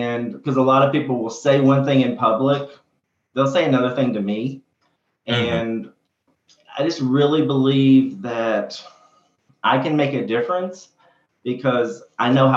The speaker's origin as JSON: {"language": "English", "region": "Kentucky", "country": "United States", "tie": "born or raised there", "said": "I came back to my hometown to practice"}